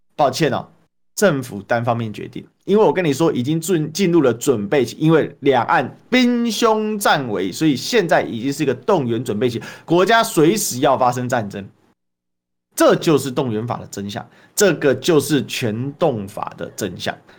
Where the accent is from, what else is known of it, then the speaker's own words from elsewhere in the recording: Taiwan; 身为一个台湾人哦